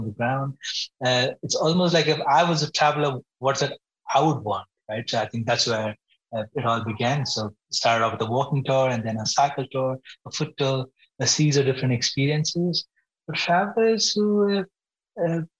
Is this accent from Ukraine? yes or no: no; Bangalore, Karnataka, India; moved away as an adult; also born or lived in Singapore; I grew up in Bangalore, India